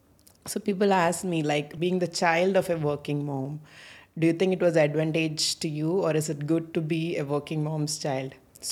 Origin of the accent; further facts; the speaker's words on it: Bahrain; I grew up in Bahrain for most of my schooling time.